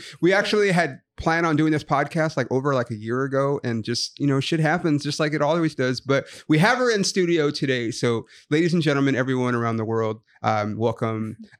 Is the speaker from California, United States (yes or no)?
yes; Los Angeles, California, United States; because I grew up we lived in East LA for a while, and then we moved out to the IE.